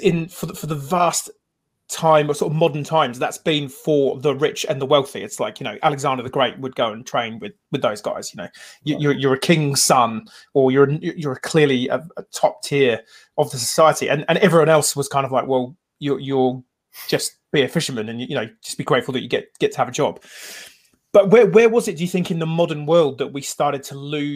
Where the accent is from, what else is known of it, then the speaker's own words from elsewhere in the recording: Wales, United Kingdom; the native Britons, who eventually then became the Welsh